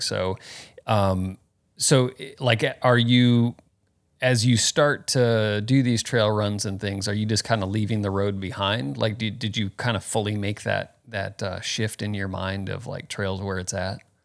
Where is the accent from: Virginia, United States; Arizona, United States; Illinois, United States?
Arizona, United States; Phoenix; moved away; also born or lived in Florida; I was born in Florida, but grew up in Phoenix here